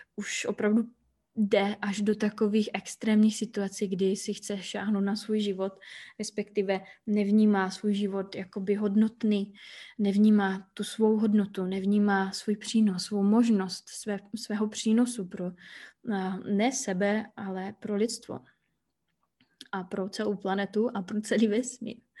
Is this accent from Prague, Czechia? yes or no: no; Hlučín, Moravian-Silesian Region, Czechia; moved away as an adult; now in Iceland; Žiju na Islandu už třetím rokem, původem jsem z Hlučína, což je takové malé město poblíž Ostravy.